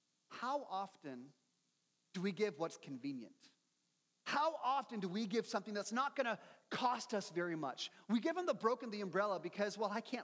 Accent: United States; us Americans

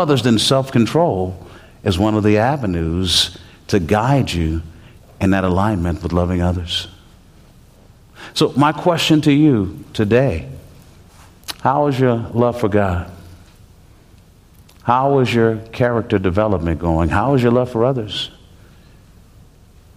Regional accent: Texas, United States; I'm from Texas, and we have this Texas driving

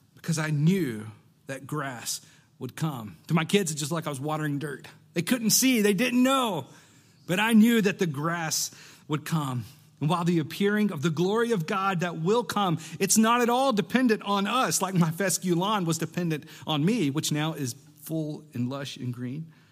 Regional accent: Alabama, United States; I grew up in Alabama.

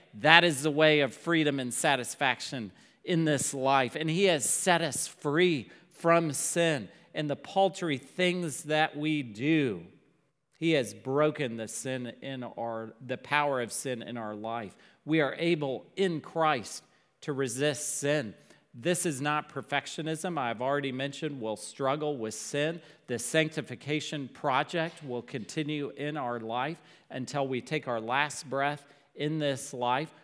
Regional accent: Dallas, Texas, United States; growing up in Dallas

